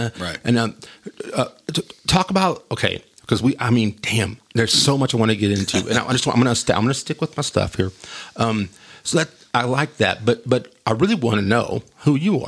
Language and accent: English; Wolfforth, Texas, United States; I grew up in Wolforth. Back then, Wolforth was a totally different place.